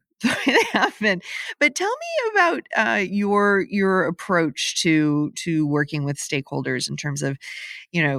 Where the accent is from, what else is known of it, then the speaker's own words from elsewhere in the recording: Midwest, United States; I'm from the Midwest